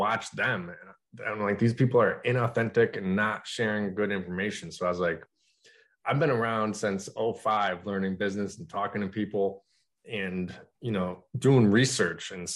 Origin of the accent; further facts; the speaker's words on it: Utica, New York, United States; I'm from Utica, New York